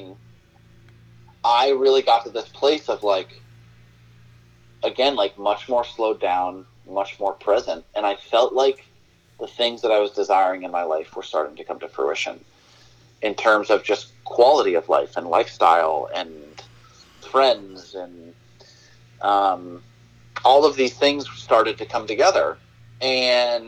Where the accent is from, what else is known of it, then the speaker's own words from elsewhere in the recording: New England, United States; also born or lived in Nashville / Portland, Maine; I was born and raised in New England.